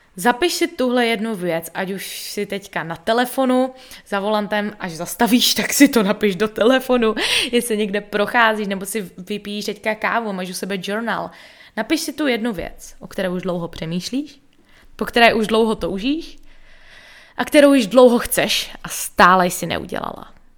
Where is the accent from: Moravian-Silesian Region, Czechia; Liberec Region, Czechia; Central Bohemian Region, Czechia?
Moravian-Silesian Region, Czechia; Český Těšín; moved away as an adult; also born or lived in United States; now in Bali, Indonesia; zůstala žít na vesnici v Českém Těšíně